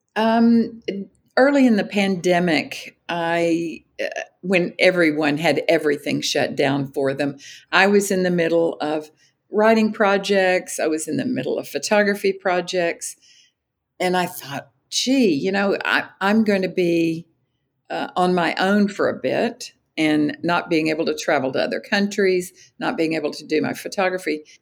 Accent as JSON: {"language": "English", "town": "Austin", "region": "Texas", "country": "United States", "tie": "born or raised there", "said": "my hometown, Austin, Texas."}